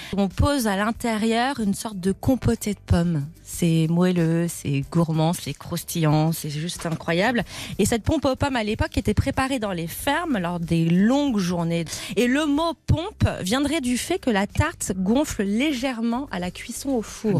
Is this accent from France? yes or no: yes; Auvergne-Rhône-Alpes, France; ce matin, je joue à domicile. Et du coup, bah, comme je suis auvergnate pure souche